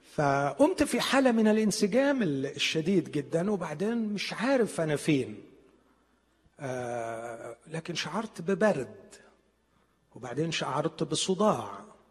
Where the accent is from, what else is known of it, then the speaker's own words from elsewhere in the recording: Egypt; عندنا في مصر